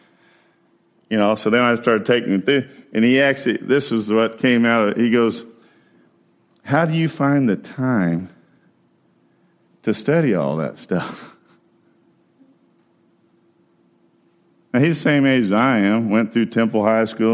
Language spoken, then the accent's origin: English; central Indiana, United States; moved away; also born or lived in Chattanooga, Tennessee; I'm from Indiana. I actually grew up a Cincinnati Red fan because I'm from central Indiana